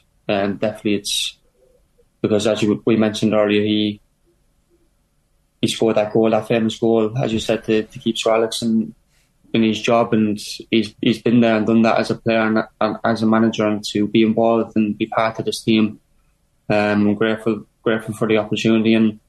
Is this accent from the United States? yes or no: no; Ireland; also born or lived in Luton, England; You know, I was born in Luton. I moved to Ireland when I was a couple of months old, but I still have a lot of family there